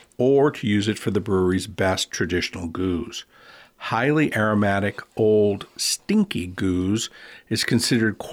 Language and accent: English; New Orleans, Louisiana, United States; now in Alaska, United States; Growing up in New Orleans, my French is considerably better than my Dutch